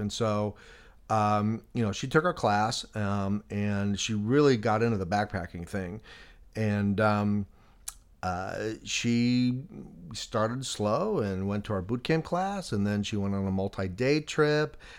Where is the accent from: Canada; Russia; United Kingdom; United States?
United States; Chicago, Illinois; moved away; I grew up in Chicago